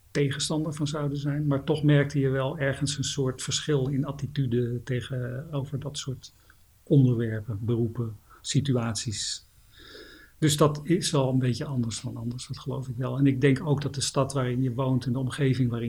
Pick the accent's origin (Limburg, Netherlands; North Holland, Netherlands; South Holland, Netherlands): North Holland, Netherlands; Amsterdam; ik was eh, geboren, in, geboren in Amsterdam-Zuid. Tijdens mijn studentenleven heb ik een aantal jaar in de pijp gewoond.